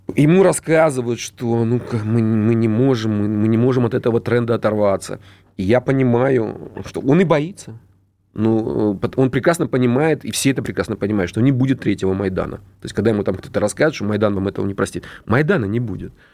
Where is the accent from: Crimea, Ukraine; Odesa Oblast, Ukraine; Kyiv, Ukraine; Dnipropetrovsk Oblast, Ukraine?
Dnipropetrovsk Oblast, Ukraine; Dnipro; я сам родом из Днепропетровска